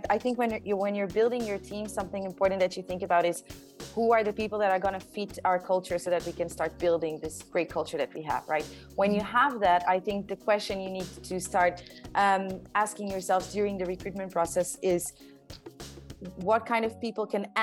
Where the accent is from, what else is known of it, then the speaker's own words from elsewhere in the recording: southern Portugal, Portugal; I'm from the south of Portugal, so where all the nice beaches are.